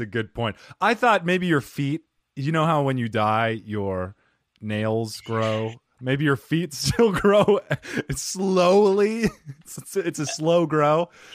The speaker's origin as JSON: {"language": "English", "town": "Cottonwood", "region": "Arizona", "country": "United States", "tie": "born or raised there", "said": "I grew up in Cottonwood, Arizona"}